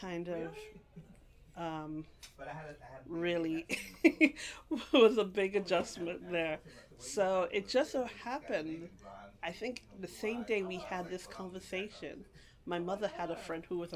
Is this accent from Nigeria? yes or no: no; Guyana; also born or lived in London, England / England; now in Brooklyn, United States; born in England, and then I grew up in Guyana, South America.